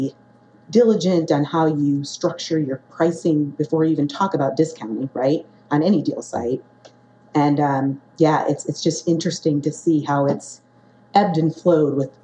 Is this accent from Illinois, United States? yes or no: yes; Chicago, Illinois, United States; Chicago is my hometown